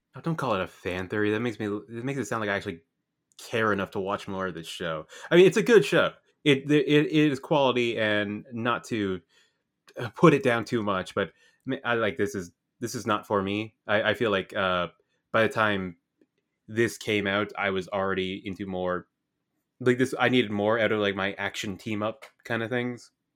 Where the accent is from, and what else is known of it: Canada